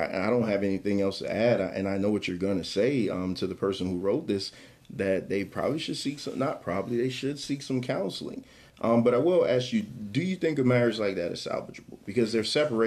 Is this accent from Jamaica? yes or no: yes; Jamaica; I'm Jamaican